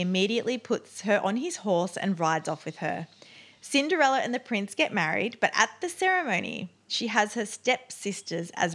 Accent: Australia; accent: Australian; my Australian accent

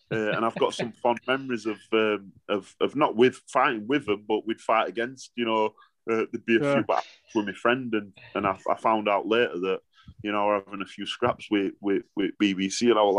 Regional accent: Sheffield, Yorkshire and the Humber, United Kingdom; I'm from Sheffield

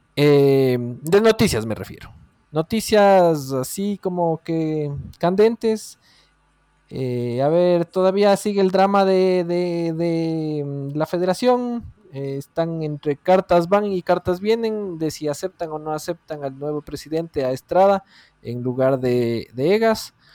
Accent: Ecuador; Como buen ecuatoriano

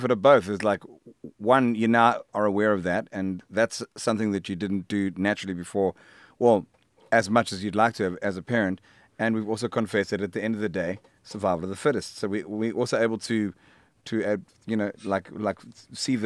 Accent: South Africa; now in Hout Bay, South Africa; I'm a South African rock musician

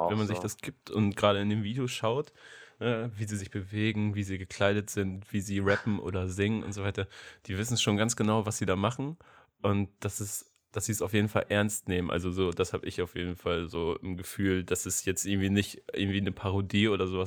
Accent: near Oldenburg, Lower Saxony, Germany; ich komme aus der Nähe von Oldenburg, das ist ja direkt daneben

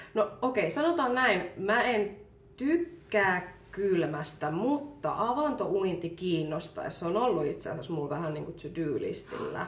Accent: Finland; also born or lived in Colombia; mä oon niinku suomalainen, mutta mut on niinku adoptoitu Kolumbiasta

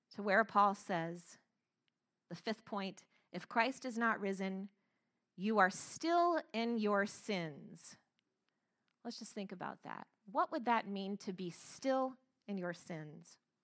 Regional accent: Florida, United States; I grew up in Florida, and I grew up very close to a lake

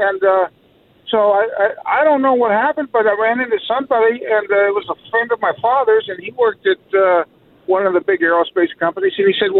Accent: El Segundo, California, United States; Grew up in El Segundo, California.

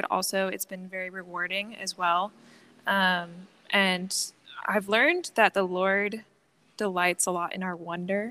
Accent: Lancaster, Pennsylvania, United States; moved away as an adult; now in Belize; I'm from Lancaster, Pennsylvania

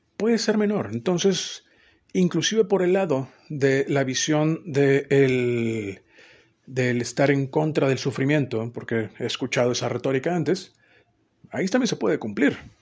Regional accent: northern Mexico, Mexico; somos norteños

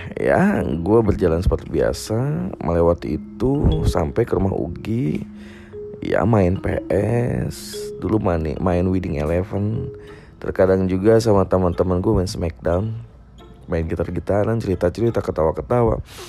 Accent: Indonesia; Desa Kewujon, desa gua dulu

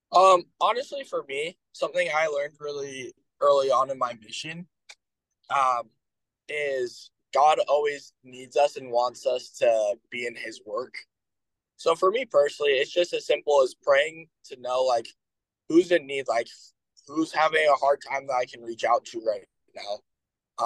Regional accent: Bountiful, Utah, United States; now in Logan, United States; from Bountiful, Utah

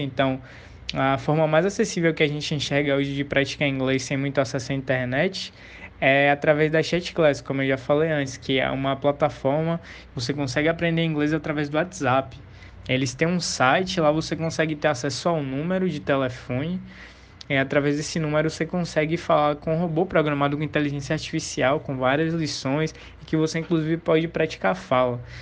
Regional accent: Salvador, Bahia, Brazil; eu venho de Salvador, a primeira capital do Brasil, terra do axé, do carnaval e de uma riquíssima cultura afro-brasileira. Ah, eu moro exatamente no Calabar

